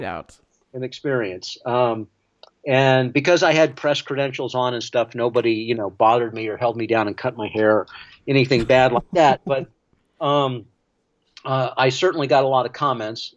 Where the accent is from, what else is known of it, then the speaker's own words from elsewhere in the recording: Florida, United States; I grew up in Florida